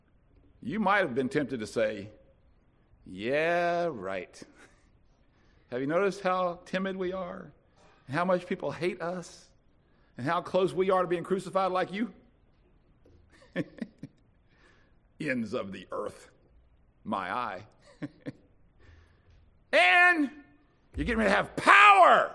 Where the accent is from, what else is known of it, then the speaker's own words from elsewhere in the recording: Winston-Salem, North Carolina, United States; I'm from Winston-Salem